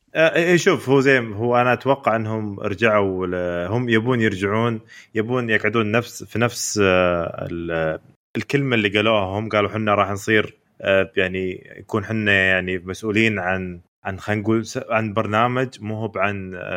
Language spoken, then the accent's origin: Arabic; Saudi Arabia; حنا يا سعوديين